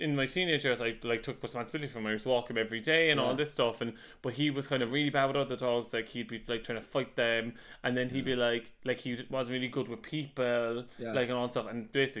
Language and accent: English; Cork, Munster, Ireland; moved away as an adult; also born or lived in London